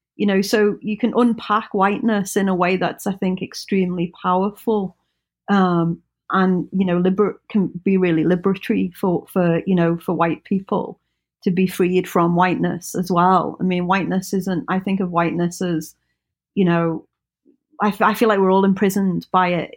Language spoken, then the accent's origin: English; United Kingdom; we, we kind of have a bond of being British.